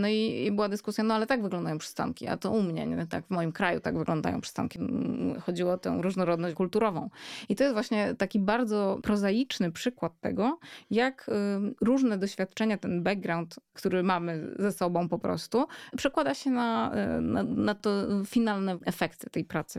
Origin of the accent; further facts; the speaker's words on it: Warsaw, Masovian Voivodeship, Poland; dorastałam w Warszawie